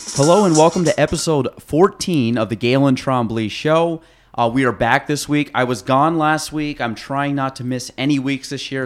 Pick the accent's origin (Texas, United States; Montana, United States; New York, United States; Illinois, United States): New York, United States; Chazy; I grew up in Chasey